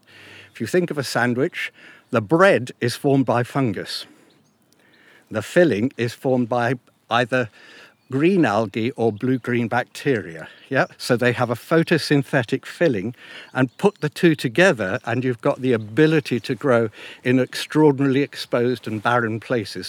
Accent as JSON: {"language": "English", "country": "United Kingdom", "tie": "born or raised there", "also_born_or_lived": "Africa", "said": "I was born in Africa, but I came to Britain when I was nearly 8 years old"}